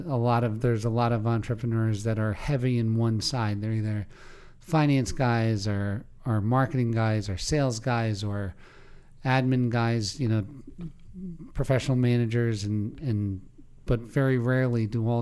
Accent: Pennsylvania, United States; In Pennsylvania.

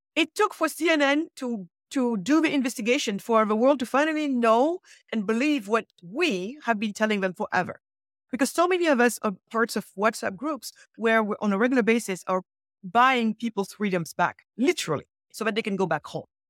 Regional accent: Senegal; moved away; I was born in Senegal, so because, West Coast of Africa.

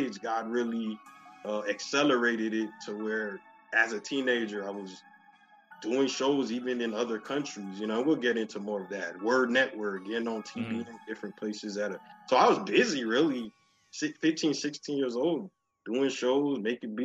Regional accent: Miami, Florida, United States; moved away as an adult; also born or lived in Atlanta / Jamaica (ancestry); now in Chicago, United States; I'm born and raised in Miami, Florida. I live in Chicago the last 10 years.

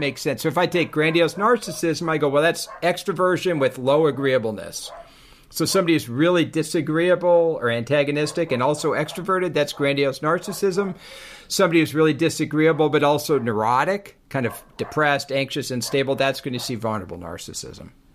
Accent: Laguna Beach, California, United States; I'm from Laguna and I'm a surfer.

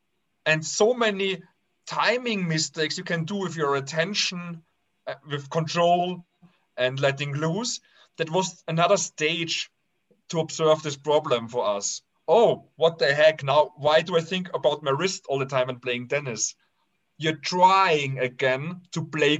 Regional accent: Austria; I was raised in the Austrian paradise in a very harmonic family

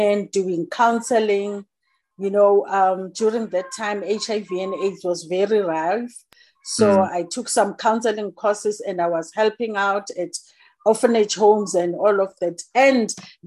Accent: Johannesburg, Gauteng, South Africa; I'm born and bred in Soweto. It's a township in Johannesburg, based in South Africa. I grew up there and I studied there.

